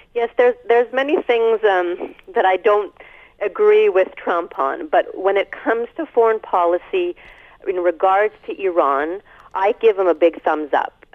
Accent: Canada; as a Canadian

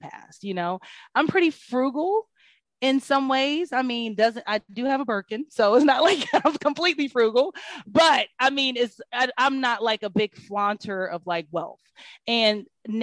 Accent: Kansas City, Missouri, United States; now in Atlanta, United States

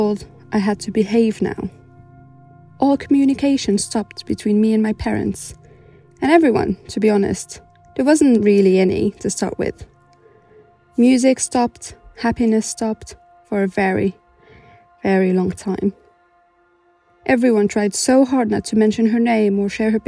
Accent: Morocco; moved away as an adult; now in United Kingdom; I was born and raised in Morocco and only moved to the UK 3 years ago

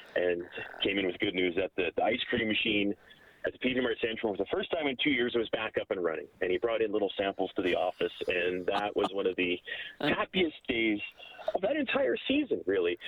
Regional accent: Lacombe, Alberta, Canada; also born or lived in Calgary; in Lacombe, which is essentially my hometown

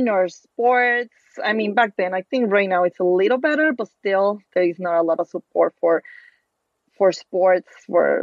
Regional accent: Torreón, Coahuila, Mexico; English is a second language; moved away as an adult; also born or lived in Princeton, New Jersey; now in New York, United States; I ran my first marathon in my hometown. So I am from Torreon in Mexico

